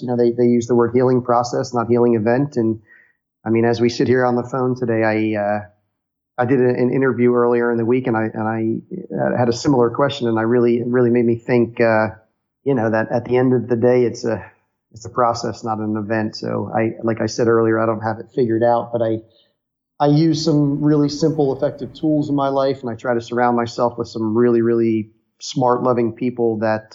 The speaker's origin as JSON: {"language": "English", "region": "outside of New York City", "country": "United States", "tie": "born or raised there", "said": "growing up outside of New York City"}